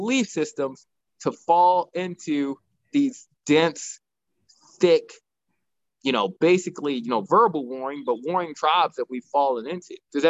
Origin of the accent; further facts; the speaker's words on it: United States; and we're both American.